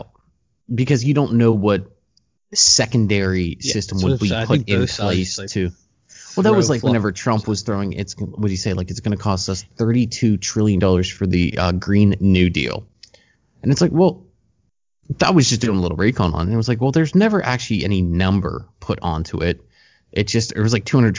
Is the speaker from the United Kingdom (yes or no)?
no; United States; me as an American